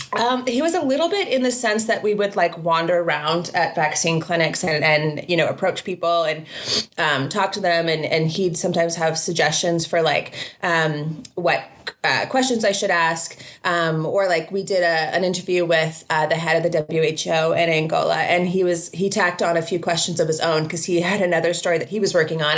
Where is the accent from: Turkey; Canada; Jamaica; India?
Canada; as a Canadian